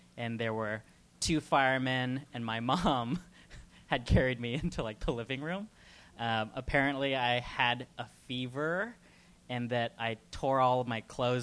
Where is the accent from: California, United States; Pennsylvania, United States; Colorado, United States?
California, United States; I'm from California